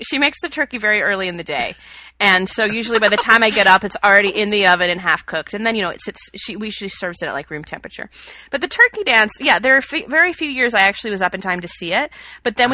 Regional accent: Atlanta, Georgia, United States; now in Chicago, United States; my family traditions that I grew up with in Atlanta

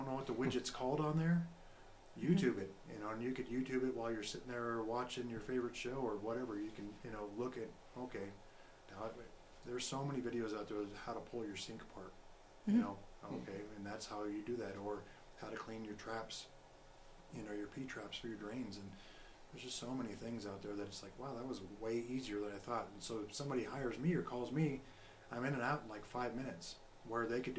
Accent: Colorado, United States; moved away; my home state is Colorado. I was born and raised there

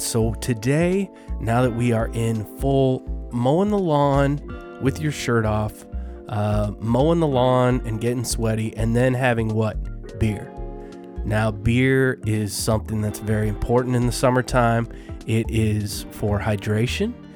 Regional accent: Colorado, United States; now I'm from Colorado

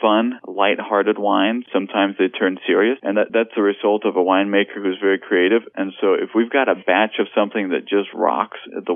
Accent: Denmark; also born or lived in Lake County, California; now in California, United States; We grew up in Denmark

